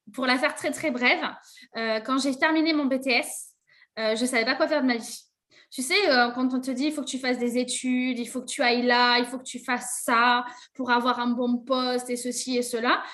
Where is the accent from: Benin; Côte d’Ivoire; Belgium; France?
France; Bergerac, Nouvelle-Aquitaine; moved away as an adult; also born or lived in Paris region; now in Bergerac, France; chez moi, à Bergerac, dans l'hôtellerie-restauration, c'est très compliqué de trouver un poste.